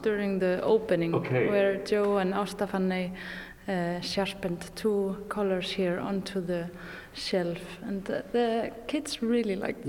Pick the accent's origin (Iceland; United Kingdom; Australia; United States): Iceland; Hveragerði, South Region; also born or lived in Europe; now in Seyðisfjörður, Iceland; I grew up in Hveragerði, close to Reykjavík.